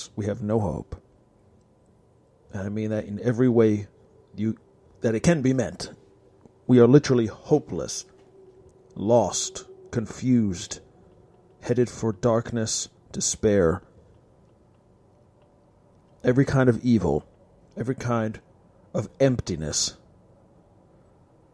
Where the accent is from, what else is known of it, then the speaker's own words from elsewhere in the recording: United States; I am an American